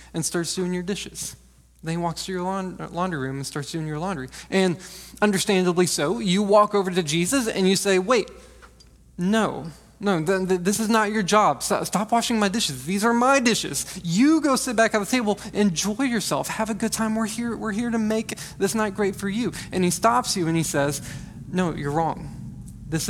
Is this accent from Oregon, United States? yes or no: no; Texas, United States; I'm from Texas